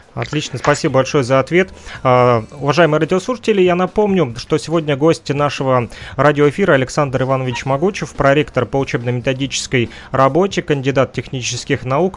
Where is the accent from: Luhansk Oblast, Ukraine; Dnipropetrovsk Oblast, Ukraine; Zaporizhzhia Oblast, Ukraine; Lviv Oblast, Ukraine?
Luhansk Oblast, Ukraine; Kirovsk; население нашего города Кировск в Луганской Народной Республике